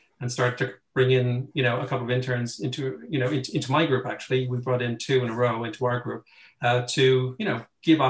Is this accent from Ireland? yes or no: yes; Ireland; moved away as an adult; now in London, United Kingdom; I'm Irish